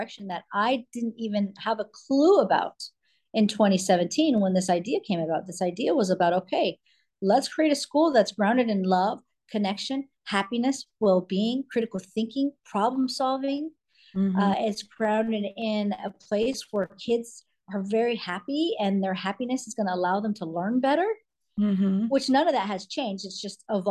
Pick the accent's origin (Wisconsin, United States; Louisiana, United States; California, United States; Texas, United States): California, United States; also born or lived in New York; now in Florida, United States; I'm California girl, born a California girl